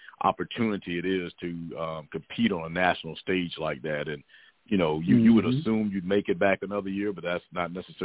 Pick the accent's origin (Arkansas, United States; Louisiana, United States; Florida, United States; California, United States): Florida, United States; near Melbourne; not far from my hometown, USA Pride plays down in the Melbourne area